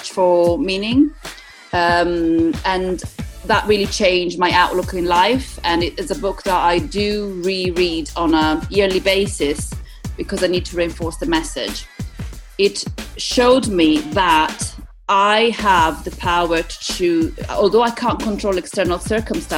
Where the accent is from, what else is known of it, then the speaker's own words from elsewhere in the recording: Italy; also born or lived in East Midlands, United Kingdom; now in United Kingdom; I'm from Italy originally.